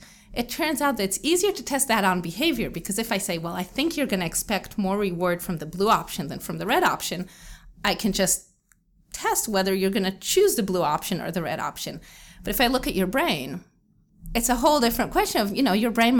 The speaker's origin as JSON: {"language": "English", "country": "Israel", "tie": "born or raised there", "also_born_or_lived": "New Jersey, United States", "said": "So I grew up in Israel, and I lived in Israel my whole life, except for 4 years in which I lived in New Jersey because my dad was doing a postdoc at Rutgers University."}